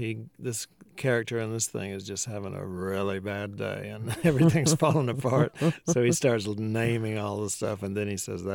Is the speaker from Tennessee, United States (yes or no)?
no; Georgia, United States; also born or lived in New Orleans; now in Athens, United States; Yeah, down in South Georgia near Brunswick.